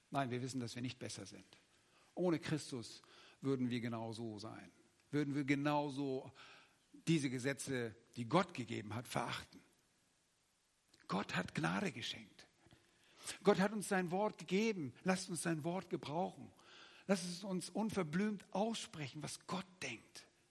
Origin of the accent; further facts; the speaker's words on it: Germany; als Deutsche